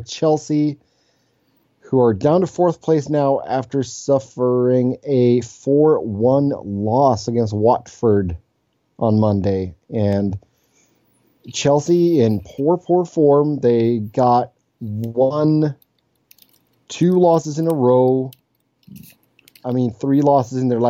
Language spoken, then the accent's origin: English; Sweden; now in Cincinnati, United States; I'm back in my native Sweden